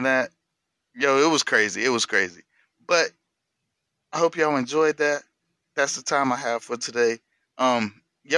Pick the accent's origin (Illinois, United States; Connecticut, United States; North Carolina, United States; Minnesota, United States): North Carolina, United States; I'm from North Carolina